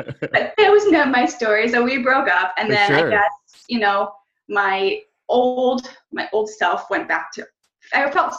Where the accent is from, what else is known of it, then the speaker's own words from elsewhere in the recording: Canada; I'm from Canada